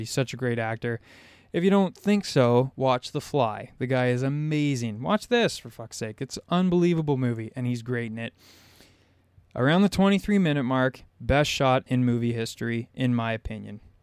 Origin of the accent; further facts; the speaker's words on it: Southern Ontario, Canada; I'm from Southern Ontario. There's no sharks where I live.